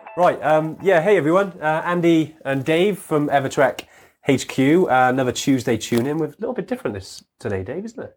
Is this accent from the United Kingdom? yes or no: yes; Wales, United Kingdom; we're from Wales